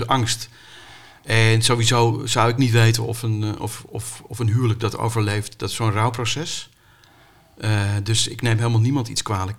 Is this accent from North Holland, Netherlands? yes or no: yes; Amstelveen, North Holland, Netherlands; ik kom uit Amstelveen